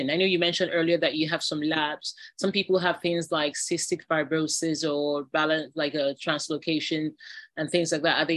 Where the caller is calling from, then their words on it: Nigeria; I mean, I'm speaking from Nigeria, but of course, the podcast uh, listeners are from across the globe.